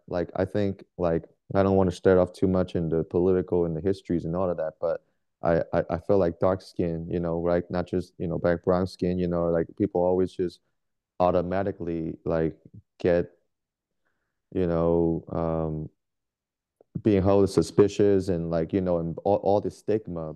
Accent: Bay Area, California, United States; born or raised there; moved away as an adult; now in Portland, United States

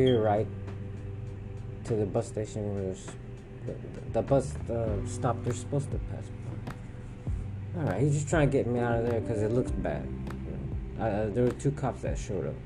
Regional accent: Houston, Texas, United States; I'm from Houston

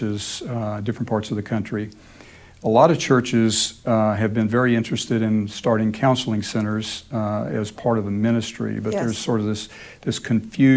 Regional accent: Dallas-Fort Worth area, Texas, United States; moved away as an adult; now in Memphis, United States; I grew up in Texas, in the Dallas-Fort Worth area

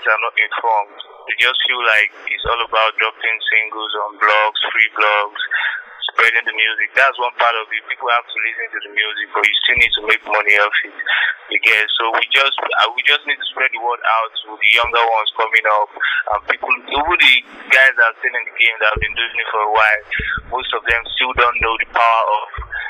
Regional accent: Opobo, Rivers State, Nigeria; one of my hometown, one of my village.

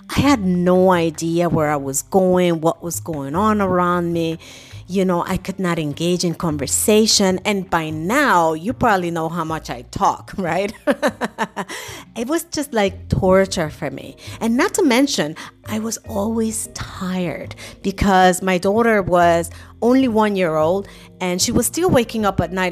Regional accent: New York City, New York, United States; moved away as an adult; now in Germany; I grew up in New York City

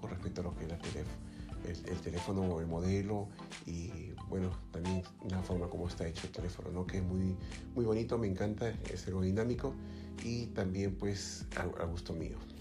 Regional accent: Lima, Peru; como se dice en mi país, en Lima

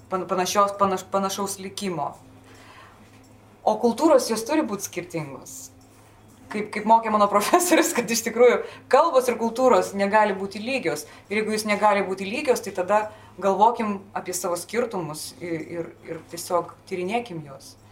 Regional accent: Lithuania; Galbūt mes lietuviai kažkur tai truputėlį pamiršom, kad mes Dionizai irgi esam.

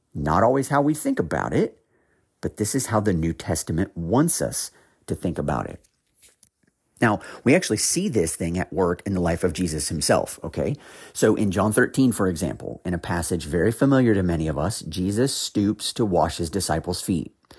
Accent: Ohio, United States; now in North Carolina, United States; I, I'm from Ohio originally. I, I have actually now lived in North Carolina for several years, but I am originally from the Midwest

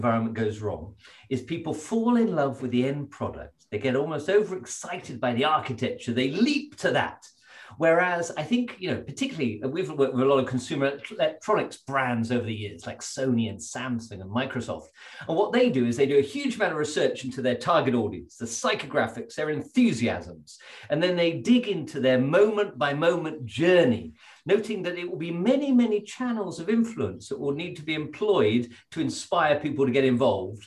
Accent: Stowe, South East England, United Kingdom; I grew up at Stowe in Buckinghamshire

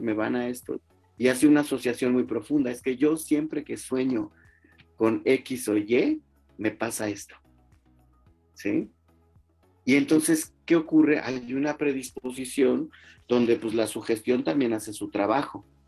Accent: Mexico; como mexicanos

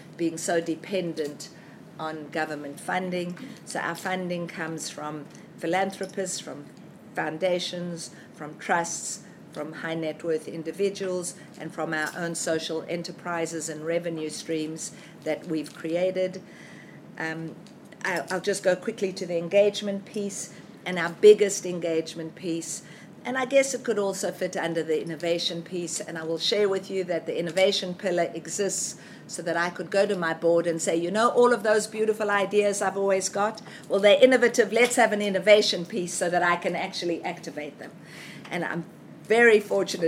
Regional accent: South Africa; now in Australia; I was born in South Africa

